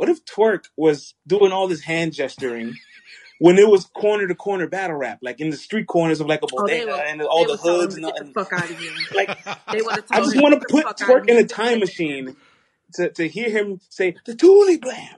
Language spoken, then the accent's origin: English; Bronx, New York, United States; I'm from the Bronx.